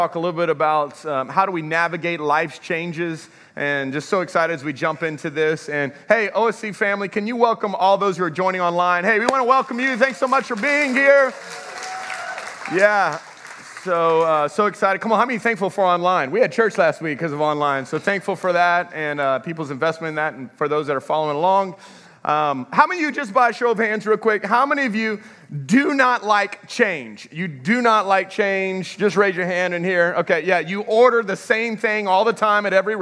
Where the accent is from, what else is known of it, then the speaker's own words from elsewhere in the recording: Texas, United States; moved away as an adult; also born or lived in Houston, Texas / Dallas, Texas / Lafayette, Louisiana; now in Welsh, United States; I'm a Texas boy